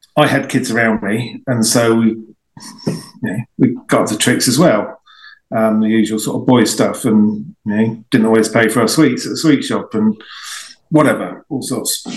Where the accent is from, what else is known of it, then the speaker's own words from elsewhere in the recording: High Wycombe, South East England, United Kingdom; also born or lived in Marlow; where I grew up in the High Wycombe area